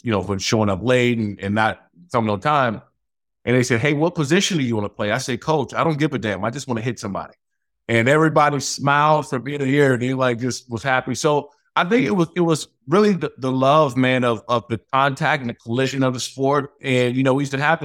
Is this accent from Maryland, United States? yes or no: yes; Prince George's County, Maryland, United States; moved away; I grew up in Prince George's County, Maryland, man. Played high school there